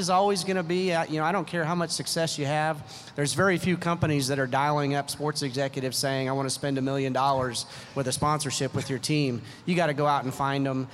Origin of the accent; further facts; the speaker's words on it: Oklahoma, United States; also born or lived in Cleveland; now in Las Vegas, United States; I grew up in Oklahoma, and there wasn't necessarily a lot of hockey opportunity